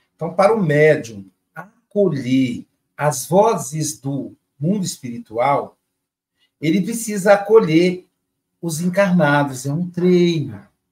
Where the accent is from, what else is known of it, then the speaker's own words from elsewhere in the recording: Muriaé, Minas Gerais, Brazil; diretamente de Muriaé, minha cidade natal